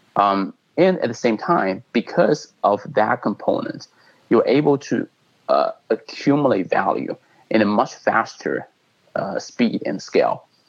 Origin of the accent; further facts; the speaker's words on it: China; moved away as an adult; now in United States; I was born in China. I came to the U.S. Uh, you know for school and later kind of immigrant uh, immigrated here